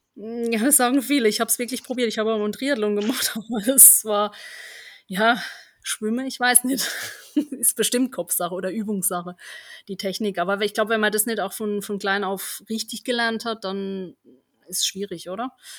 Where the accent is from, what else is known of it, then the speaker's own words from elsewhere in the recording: Germany; da bin ich ja aufgewachsen in Heiner, in einem kleinen Dorf.